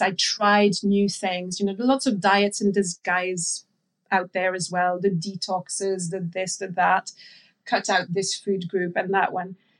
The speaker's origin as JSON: {"language": "English", "country": "France", "tie": "born or raised there", "moved": "yes", "said": "I grew up in France, so I'm, I'm, I'm French."}